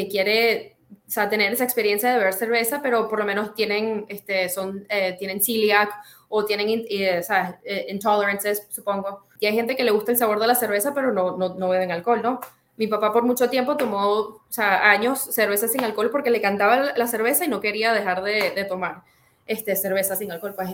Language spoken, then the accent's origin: Spanish; Venezuela; now in Czech Republic; cuando me fui de Venezuela a la República Checa, eso fue un culture shock